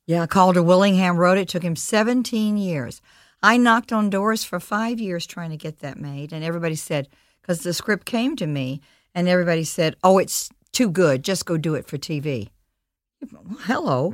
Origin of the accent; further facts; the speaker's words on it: Mississippi, United States; moved away; I'm a country girl. My father was a veterinarian. I'm from Mississippi.